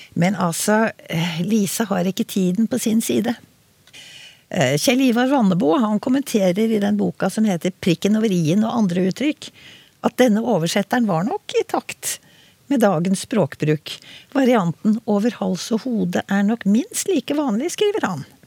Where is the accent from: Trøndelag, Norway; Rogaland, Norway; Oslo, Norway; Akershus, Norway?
Oslo, Norway; selv om jeg er fra Oslo, så begge foreldrene mine var liksom eh, innvandret til Oslo